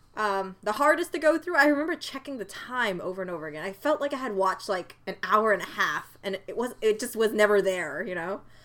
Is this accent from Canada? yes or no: yes; Canada; being the Canadian that I am